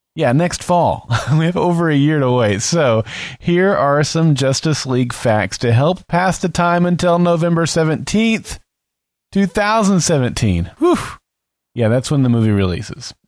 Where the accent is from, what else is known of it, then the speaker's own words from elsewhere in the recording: United States; the small town in which I grew up